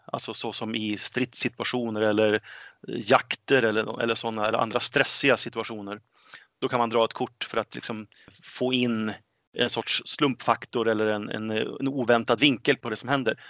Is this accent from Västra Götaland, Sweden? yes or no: no; Örnsköldsvik, Västernorrland County, Sweden; also born or lived in Gothenburg; now in Enköping, Sweden; Född och uppväxt i Örnsköldsvik